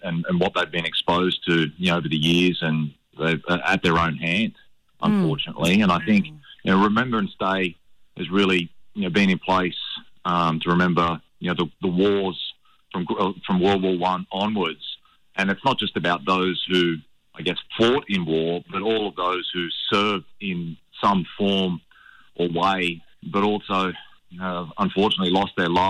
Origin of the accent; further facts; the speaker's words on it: Redcliffe, Queensland, Australia; also born or lived in Hervey Bay; I grew up in Redcliffe and then my parents moved up towards Harvey Bay